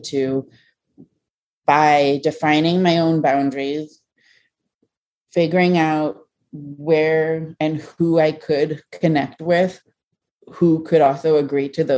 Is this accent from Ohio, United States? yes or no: yes; Ohio, United States; being an American-born Chinese in a very small town in Ohio